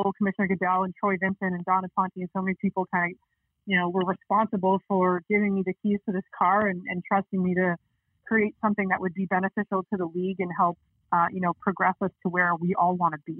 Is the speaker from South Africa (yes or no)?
no; Canada; growing up in Canada